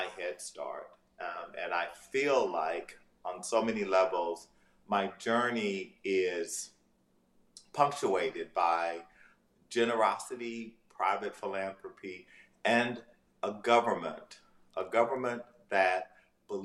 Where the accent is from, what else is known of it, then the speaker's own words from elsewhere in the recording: Ames, Texas, United States; moved away; also born or lived in Louisiana; As a young person, I was raised in East Texas, in rural Ames, Texas, population 1,200